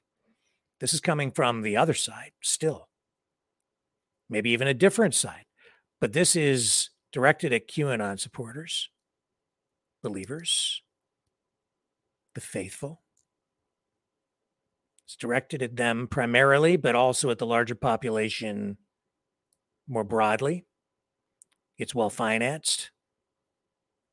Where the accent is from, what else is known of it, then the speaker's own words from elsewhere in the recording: London, Ontario, Canada; my hometown of London, Ontario, Canada